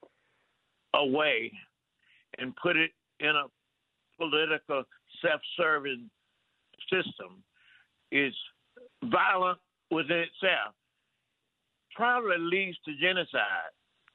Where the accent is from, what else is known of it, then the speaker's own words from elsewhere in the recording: Mississippi, United States; as a black person growing up in Mississippi